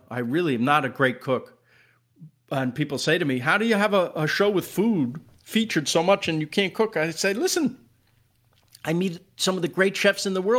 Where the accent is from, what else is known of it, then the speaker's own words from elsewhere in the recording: New York, United States; Well, I come from New York. I don't know. I wouldn't pick anything off the ground and eat it.